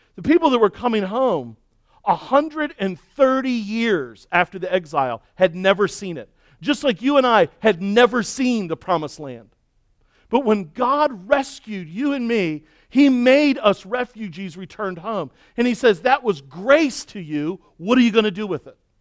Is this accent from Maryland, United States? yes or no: yes; Baltimore, Maryland, United States; moved away; where I grew up in Baltimore